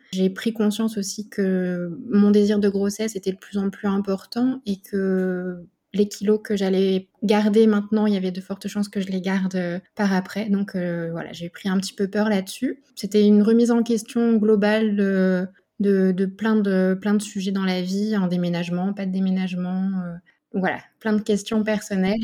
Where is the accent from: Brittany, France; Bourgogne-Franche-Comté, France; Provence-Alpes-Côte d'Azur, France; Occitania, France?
Bourgogne-Franche-Comté, France; Burgundy; moved away as an adult; now in Nice, France; je suis originaire de la Bourgogne et je vis sur Nice depuis deux ans